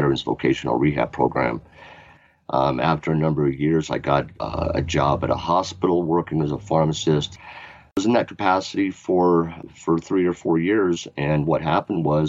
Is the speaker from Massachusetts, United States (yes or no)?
no; Oklahoma City, Oklahoma, United States; now in Fort Collins, United States; I was born in Oklahoma City, Oklahoma in 1965